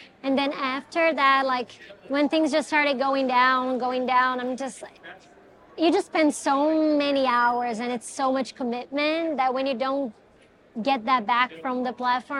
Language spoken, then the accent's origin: English; Brazil; now in Los Angeles, United States; I'm from Brazil, right?